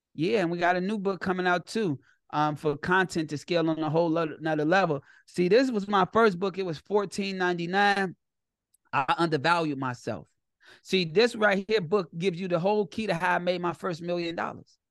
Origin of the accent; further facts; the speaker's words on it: Chicago, Illinois, United States; I'm from Chicago and I'm I'm built from gangsters